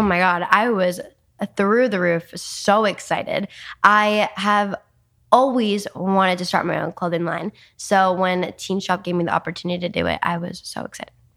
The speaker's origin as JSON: {"language": "English", "region": "New Jersey", "country": "United States", "tie": "born or raised there", "also_born_or_lived": "New York City", "moved": "as an adult", "lives_now": "Los Angeles, United States", "said": "I was born in New York City and raised in New Jersey"}